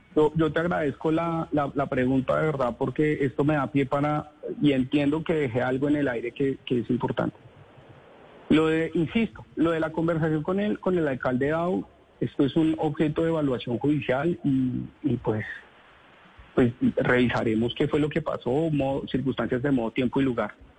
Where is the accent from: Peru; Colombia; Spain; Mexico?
Colombia; sacar adelante mi familia en mi país, a este país que amo